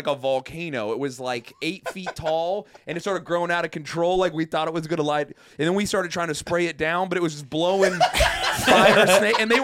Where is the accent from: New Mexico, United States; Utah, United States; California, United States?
Utah, United States; central; moved away; I grew up in like central Utah